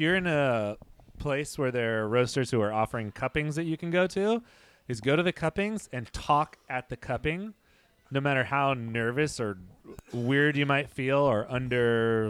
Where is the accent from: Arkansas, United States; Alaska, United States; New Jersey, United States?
Arkansas, United States; I am from Central Arkansas, and I'm a barista at Blue Sail Coffee.